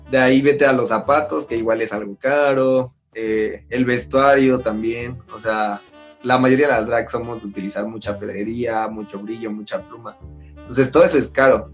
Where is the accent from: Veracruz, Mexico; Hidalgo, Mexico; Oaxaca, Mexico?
Oaxaca, Mexico; Yo soy de Oaxaca